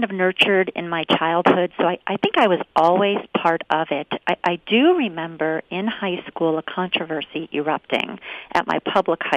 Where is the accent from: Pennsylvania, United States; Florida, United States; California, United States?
Pennsylvania, United States; Scranton; now in Harrisburg, United States; now I live in Harrisburg now, but I grew up in Scranton in northeastern Pennsylvania